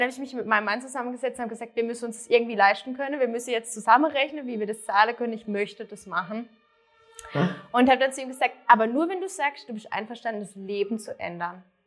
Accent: near Freiburg, Baden-Württemberg, Germany; ich komme aus der Nähe von Freiburg, also ganz andere Richtung in Deutschland

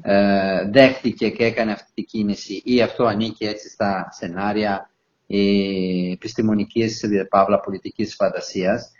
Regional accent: Italy; now in Heraklion, Greece; Ιταλός πολίτης, αλλά ως Ιταλο-Έλληνας πολίτης

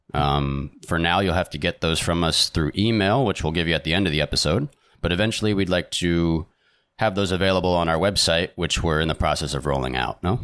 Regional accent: New York area, United States; moved away as an adult; now in Torremolinos, Spain; we're originally from America, from the New York area, and we moved to Spain, the, southern Spain, uh, three years ago.

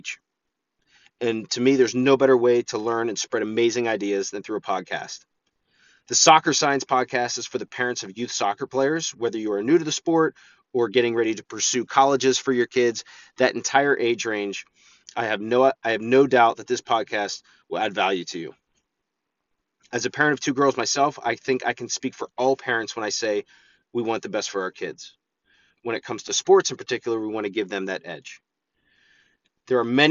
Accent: Altoona, Pennsylvania, United States; I'm from Altoona, Pennsylvania

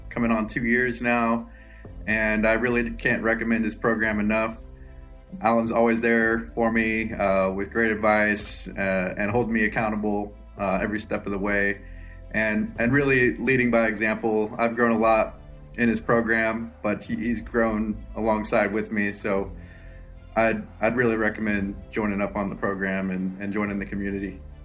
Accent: Lawrence, Kansas, United States; I'm from Lawrence, Kansas.

